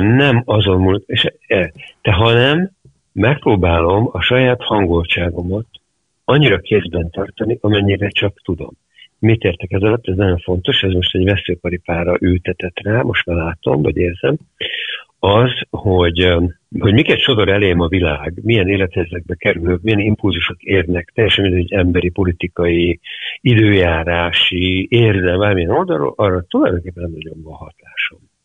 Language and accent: Hungarian; Hungary; also born or lived in London; én magyar vagyok